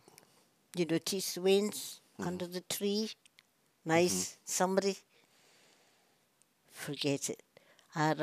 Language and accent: English; Glasgow, Scotland, United Kingdom; moved away as an adult; also born or lived in Eritrea; I was born over in Garrow Hill, which was a new scheme at the time and supposed to be quite posh